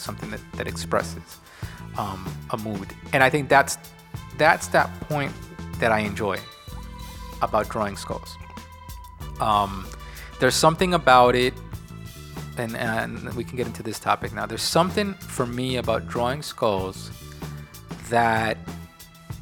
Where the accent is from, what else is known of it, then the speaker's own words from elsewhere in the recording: New York City, New York, United States; I grew up in New York